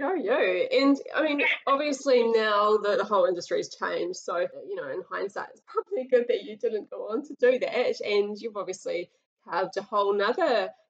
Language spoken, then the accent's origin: English; Auckland, New Zealand; Yeah, very suburbia, like, feeling out in East Auckland. I'm from there originally, too